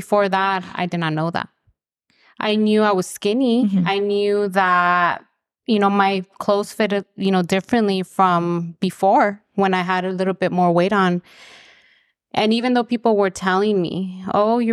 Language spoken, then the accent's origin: English; Los Angeles, California, United States; I am originally from Los Angeles.